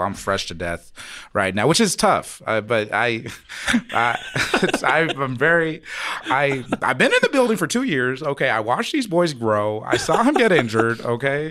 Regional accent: Phoenix, Arizona, United States; now in Denver, United States; I grew up in Phoenix, and coming here to Denver

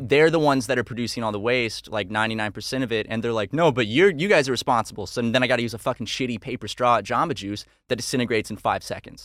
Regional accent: Charleston, South Carolina, United States; Charleston, my hometown

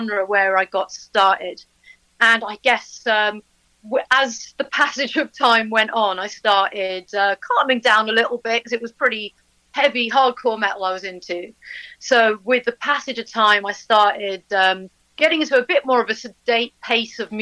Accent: London, United Kingdom; moved away as an adult; now in Buckinghamshire, United Kingdom; I'm a London girl originally

